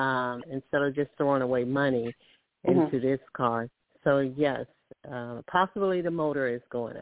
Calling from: Alabama, United States; I'm calling from Alabama.

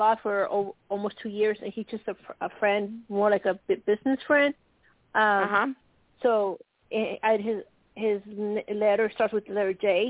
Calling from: Nebraska, United States; from Nebraska

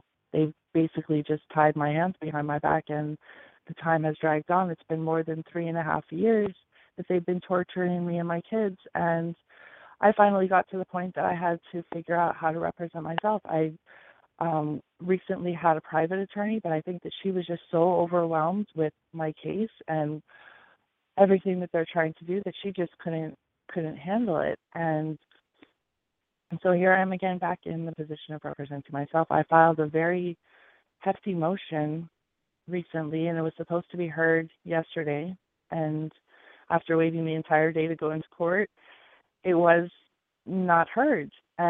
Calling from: Hawaii, United States; I'm again calling from Hawaii.

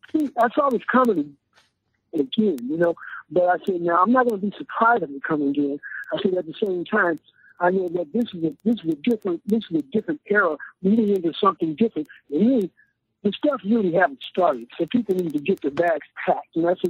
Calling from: Martinez, California, United States; I'm calling from Martinez in the Bay Area, the outer Bay.

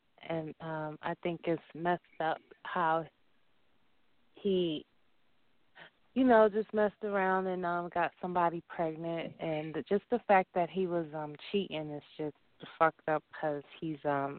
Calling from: Dallas, Texas, United States; I'm calling from Dallas.

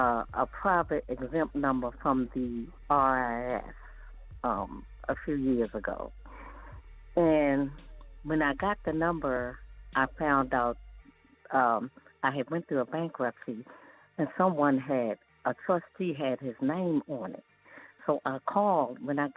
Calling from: Maryland, United States; I'm calling from Maryland.

